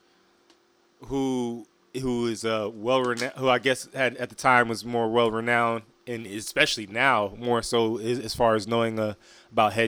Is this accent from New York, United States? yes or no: no; Fayetteville, North Carolina, United States; we are from the Ville, Fayetteville, Dreamville.